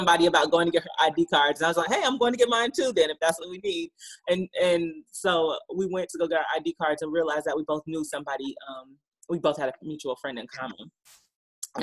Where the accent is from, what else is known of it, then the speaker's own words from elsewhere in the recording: Stone Mountain, Georgia, United States; also born or lived in New Orleans; I am from Stone Mountain, Georgia, which is not too far outside of Atlanta